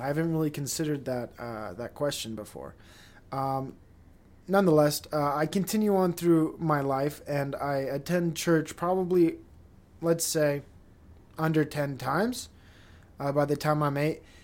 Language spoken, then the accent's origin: English; Provo, Utah, United States; I'm a Provo kid, and I am Mormon